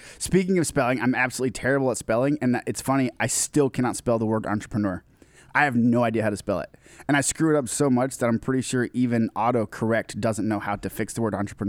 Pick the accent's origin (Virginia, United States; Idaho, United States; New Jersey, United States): Idaho, United States; born there; I was born in Idaho.